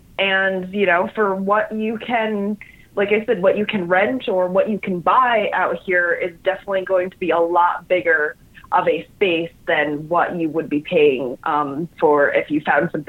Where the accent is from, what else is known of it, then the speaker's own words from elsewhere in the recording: New York, United States; moved away; I'm from New York.